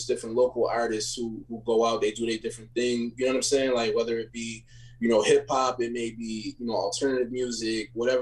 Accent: Buffalo, New York, United States; I'm from Buffalo, New York.

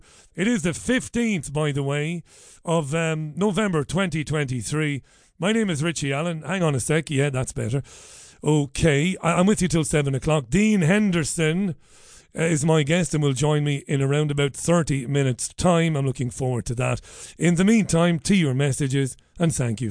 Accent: Waterford, Munster, Ireland; ever since I was a baby boy growing up in Ballybeg in Waterford in the 1970s

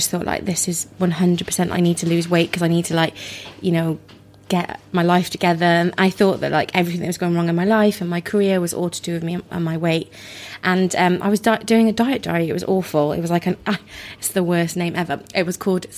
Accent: Wales, United Kingdom; now in London, United Kingdom; I grew up in Wales

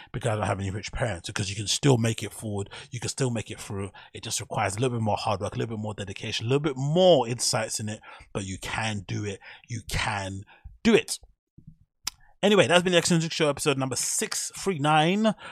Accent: London, United Kingdom; I'm from Flipping Canning Town in Custom House

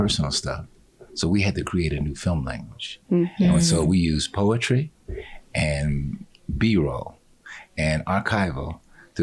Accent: United States; also born or lived in South Central, Los Angeles / Brooklyn, New York; the folks I grew up with in South Central and in Brooklyn

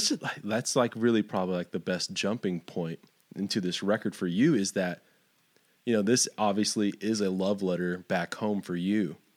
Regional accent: Fort Stockton, Texas, United States; also born or lived in Lubbock, Texas; Well, I've lived here probably 10, 12 years now. I grew up down further south in Fort Stockton, but I've basically lived in West Texas my entire life.

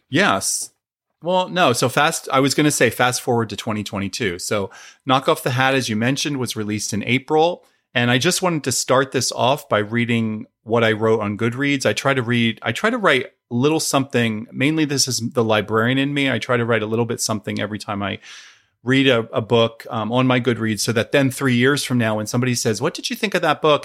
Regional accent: Pennsylvania, United States; I grew up in Pennsylvania. I grew up about forty-five minutes north of Philadelphia

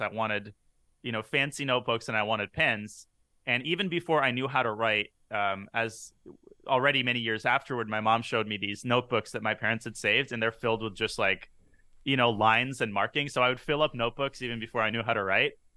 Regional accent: San Francisco Bay Area, California, United States; grew up in the San Francisco Bay Area

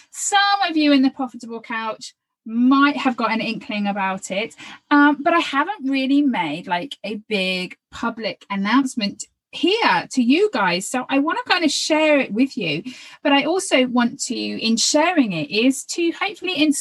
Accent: Phoenix, Arizona, United States; from Phoenix, and I've been a chiropractor and therapist for over 20 years.

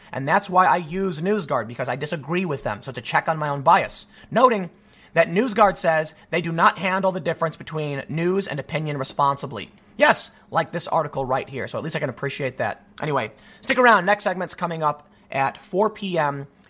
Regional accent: Chicago, Illinois, United States; I'm from the South Side of Chicago. I know my gangs.

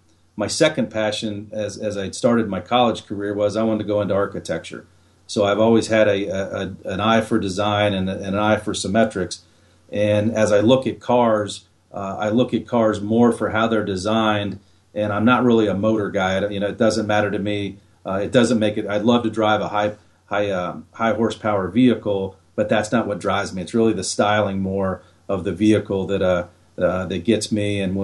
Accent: Ohio, United States; I grew up in Central Ohio and there's some beautiful rolling hills there

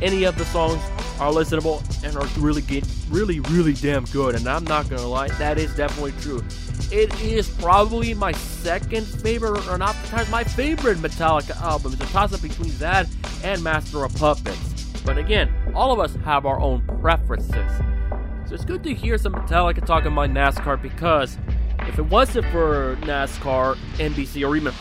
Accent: Bay Area, California, United States; I was born in the Bay Area

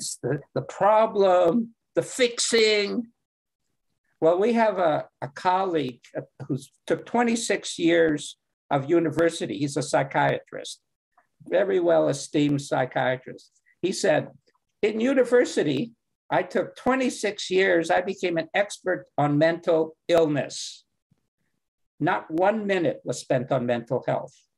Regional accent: Canada; I'm from Canada

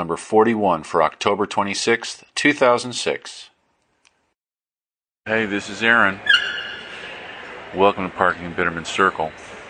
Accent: United States; accent: American; there's my wonderful American accent showing up with all of the pidgin Spanish, pidgin Italian that I was speaking in the past couple of weeks.

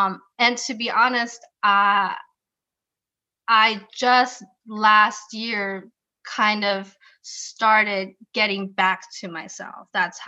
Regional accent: Germany; I was born and raised in Germany. By Filipino parents.

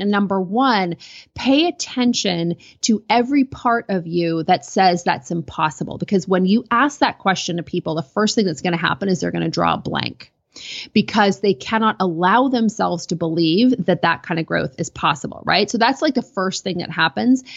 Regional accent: Canada; I'm a Canadian

